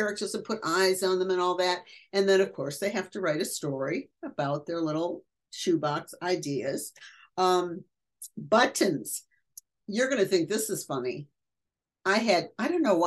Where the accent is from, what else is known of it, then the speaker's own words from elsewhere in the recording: Detroit, Michigan, United States; moved away; also born or lived in Cincinnati; I'm from Detroit, So I'm a Motown girl